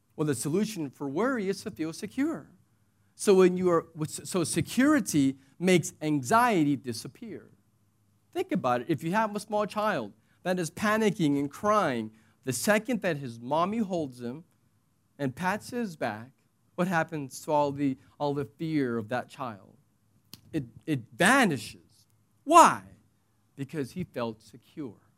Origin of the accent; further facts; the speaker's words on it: United States; now in United Arab Emirates; I'm American